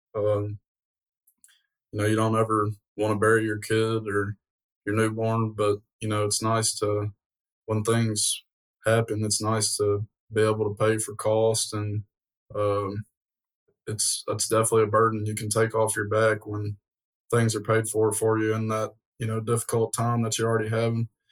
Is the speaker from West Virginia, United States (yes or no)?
no; Portland, Tennessee, United States; am born and raised in Portland